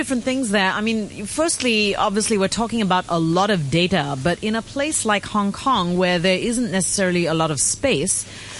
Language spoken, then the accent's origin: English; India; I'm from India.